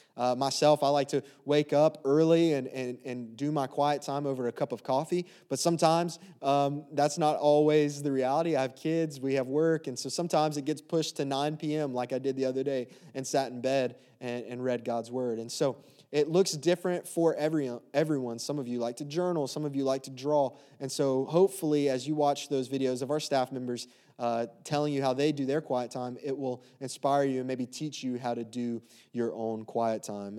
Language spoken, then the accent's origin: English; the South, United States; moved away as an adult; also born or lived in Baton Rouge, Louisiana; now in Westerville, Ohio, United States; We grew up in the South